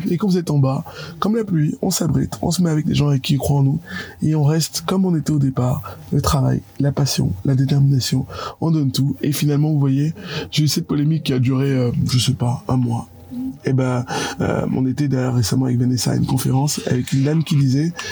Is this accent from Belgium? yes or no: no; Yaoundé, Centre, Cameroon; je raconterai à tout le monde, les gars, je suis parti de Yaoundé, j'ai réussi à faire ça.